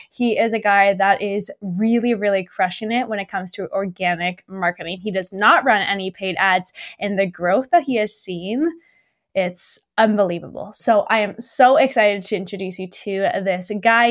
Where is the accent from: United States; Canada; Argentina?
Canada; Burlington, Ontario; now in Beamsville, Canada; I'm from, well, originally from Burlington